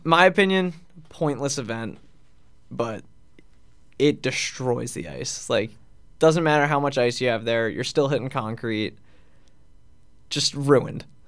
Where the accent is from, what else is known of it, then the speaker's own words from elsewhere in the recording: Long Island, New York, United States; I grew up in Long Island